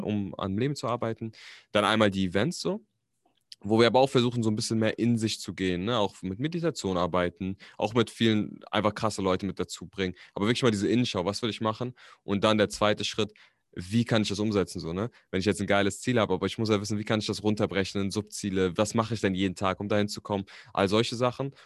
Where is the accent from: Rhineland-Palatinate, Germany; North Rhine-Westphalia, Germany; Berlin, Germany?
Berlin, Germany; also born or lived in Frankfurt am Main; ich bin tatsächlich nicht gebürtiger Berliner, aber ich bin hier aufgewachsen. Also ich bin Berliner, ich bin aber in Frankfurt am Main geboren.